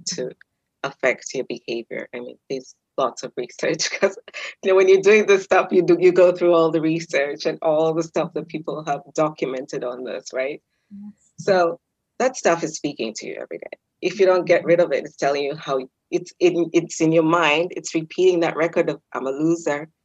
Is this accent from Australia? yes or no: no; Kenya; I'm Kenyan